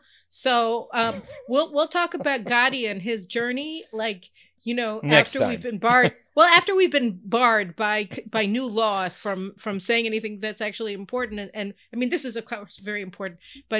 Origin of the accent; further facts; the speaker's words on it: Houston, Texas, United States; born there; Anyway, don't mess with Texas. I was born in Houston, you know that.